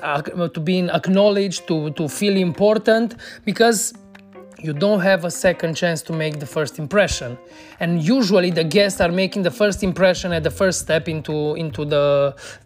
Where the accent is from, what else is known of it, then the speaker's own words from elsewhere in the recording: Cluj-Napoca, Cluj County, Romania; here in my hometown in Cluj